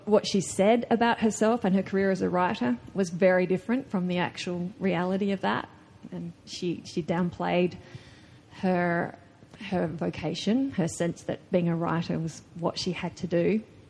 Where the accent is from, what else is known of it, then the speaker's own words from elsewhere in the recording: Australia; an Australian woman writer